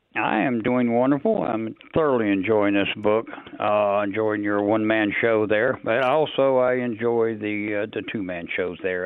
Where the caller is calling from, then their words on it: North Carolina, United States; I'm calling you from North Carolina